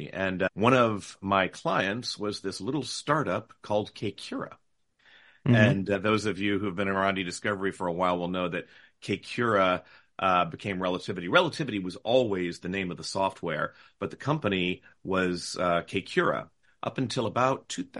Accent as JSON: {"language": "English", "town": "Nahant", "region": "Massachusetts", "country": "United States", "said": "I hail from Nahant, Massachusetts, which is just outside Boston, right on the water on the luxurious North Shore of Boston."}